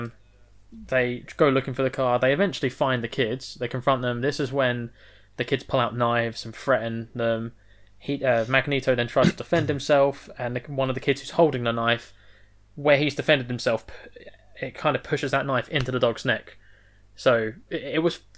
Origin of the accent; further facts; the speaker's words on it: Manchester, North West England, United Kingdom; we're from Manchester.